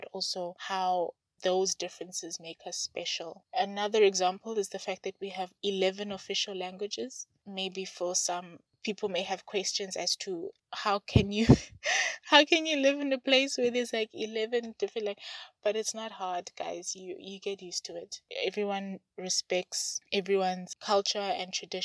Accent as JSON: {"language": "English", "country": "South Africa", "said": "I'm from South Africa"}